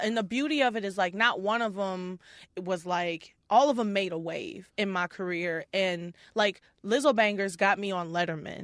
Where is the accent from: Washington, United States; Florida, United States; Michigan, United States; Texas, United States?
Texas, United States; Houston; moved away as an adult; also born or lived in Detroit; now in Minneapolis, United States; Born in Detroit, and then when I was ten years old, I moved to Houston